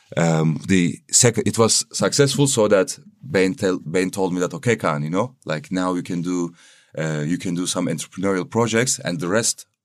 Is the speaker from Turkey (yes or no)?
yes; Istanbul, Turkey; moved away as an adult; now in Berlin, Germany; I'm coming from Turkey, Istanbul